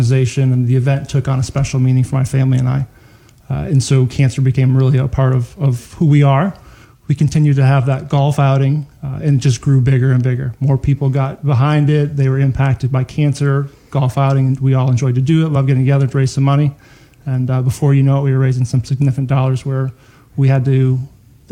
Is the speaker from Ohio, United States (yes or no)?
yes; Northwest Ohio, United States; I grew up in Northwest Ohio